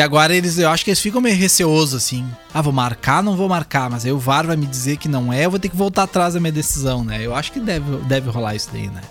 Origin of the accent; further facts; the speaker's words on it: Camaquã, Rio Grande do Sul, Brazil; sou de Camacuã